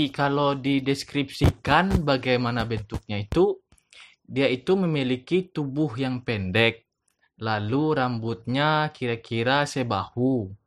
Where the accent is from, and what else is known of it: West Sumatra, Indonesia